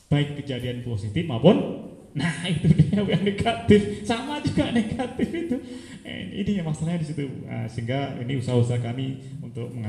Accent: Kediri, East Java, Indonesia; saya dari kota Kediri, Jawa Timur.

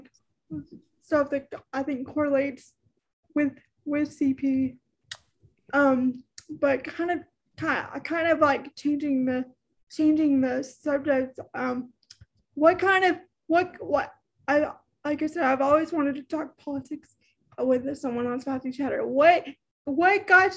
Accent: Texas, United States; I'm from Texas, and I'm in the most, I'm probably in one of the most rural rural areas in Texas

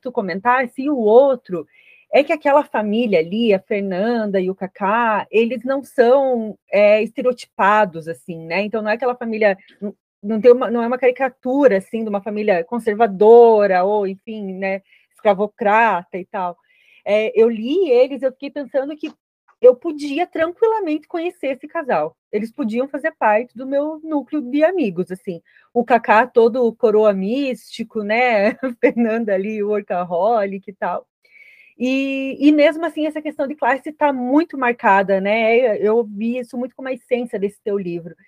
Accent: interior of Santa Catarina, Brazil; accent: colono; now in Florianópolis, Brazil; A gente é catarinense do interior de Santa Catarina, né? Então, é esse sotaque bem. O meu é mais colono

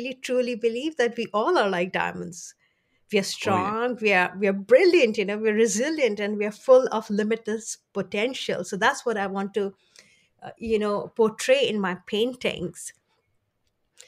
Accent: India; I was born in India

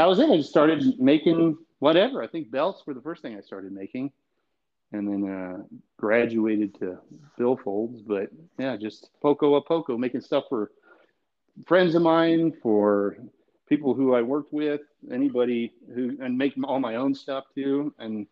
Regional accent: Southwest Colorado, United States; moved away as an adult; also born or lived in Nashville, Tennessee; now in Oklahoma City, United States; I grew up in Southwest Colorado on a horse ranch

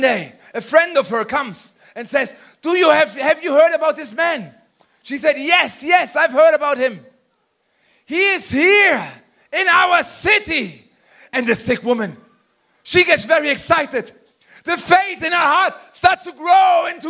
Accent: Germany; I'm from Germany

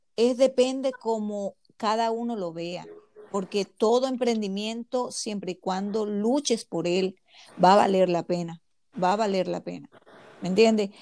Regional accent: Zulia, Venezuela; moved away as an adult; now in Dallas, United States; llegué de Venezuela, eh, viví en el estado Zulia

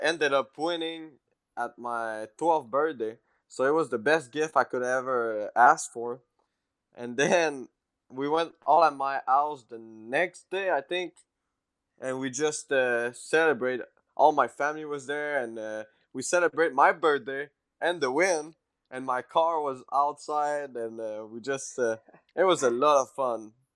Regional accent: Quebec, Canada; English is a second language; moved away as an adult; now in Mooresville, United States; me from Quebec

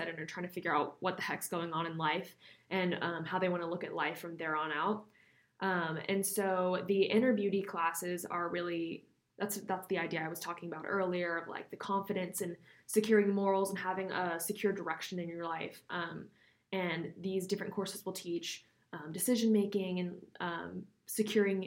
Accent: Houston, Texas, United States; I'm from Houston, born and raised

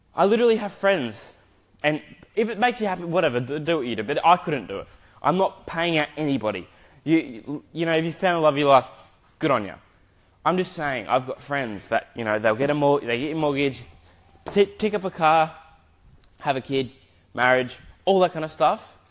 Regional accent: Adelaide, South Australia, Australia; now in Gold Coast, Australia; I am currently living on the Gold Coast in Queensland. I'm from Adelaide, but I've been here for 12 years, 11 to 12 years

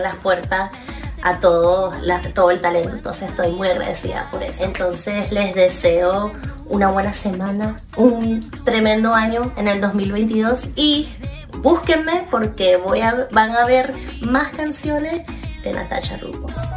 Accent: Venezuela; now in Miami, United States; soy una cantante venezolana de Miami

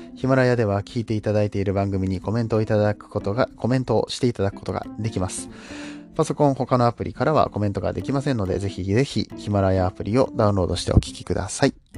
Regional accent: Japan

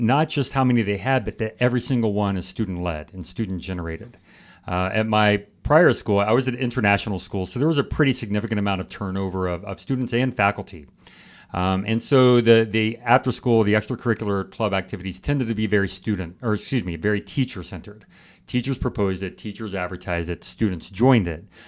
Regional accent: California, United States; moved away as an adult; also born or lived in Finland / Beijing, China / India; now in Michigan, United States; I'm from California

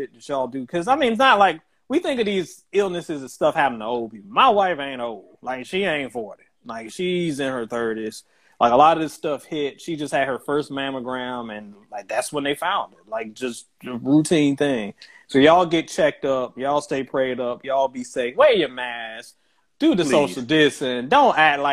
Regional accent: Virginia, United States; now in Birmingham, United States; I'm originally from Virginia, so my family members back home

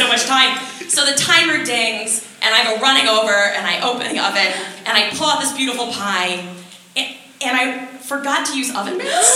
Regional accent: Buffalo, New York, United States; moved away as an adult; also born or lived in Boston; now in the Valley, United States; I'm originally from Buffalo, New York. But I currently live in the Valley

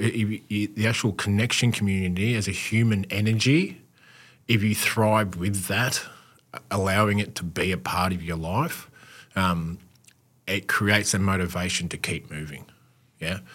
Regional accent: Australia; as an Aussie male

